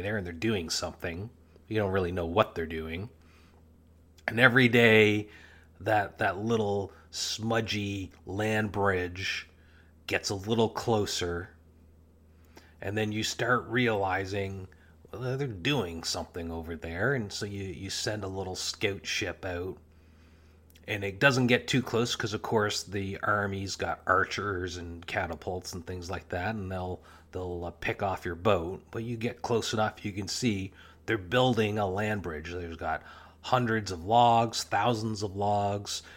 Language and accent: English; Canada; Canada, my home country